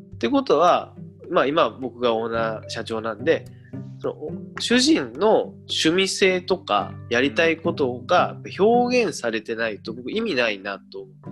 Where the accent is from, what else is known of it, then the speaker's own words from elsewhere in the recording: Ureshino, Saga, Japan; also born or lived in Tokyo; 嬉野温泉に生まれ育ってて